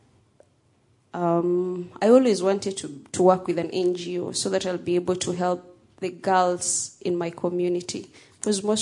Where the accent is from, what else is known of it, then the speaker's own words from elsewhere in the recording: Kenya; I was born and raised in Kenya